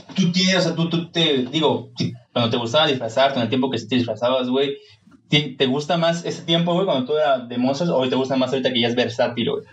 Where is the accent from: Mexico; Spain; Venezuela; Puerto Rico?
Mexico; yo soy muy mexicano